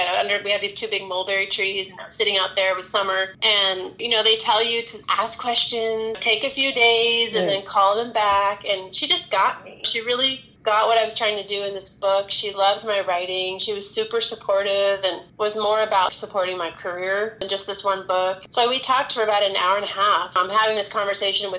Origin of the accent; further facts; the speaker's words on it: California, United States; Growing up in California